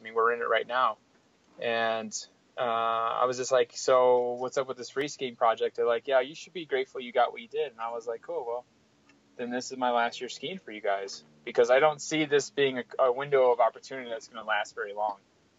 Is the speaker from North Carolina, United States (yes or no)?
no; Wisconsin, United States; moved away as an adult; also born or lived in Minneapolis / Squaw Valley; a lot of my peers I grew up with skiing in Wisconsin who moved to Lake Tahoe, I went up to Minneapolis for college.